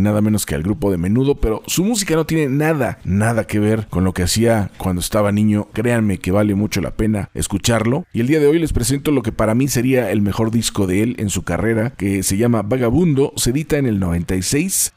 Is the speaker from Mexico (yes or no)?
yes; Mexico; en nuestro país, en nuestro bello México